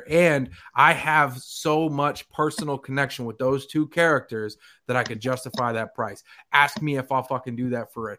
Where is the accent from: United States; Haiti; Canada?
Canada; I'm Canadian